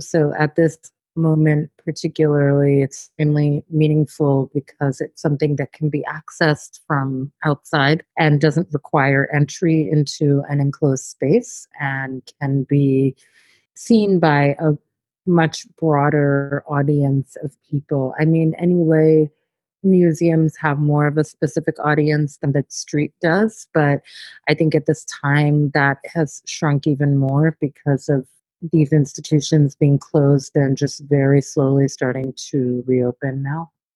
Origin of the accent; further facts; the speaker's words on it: New York, United States; being born and raised in New York and having lived here for much of my life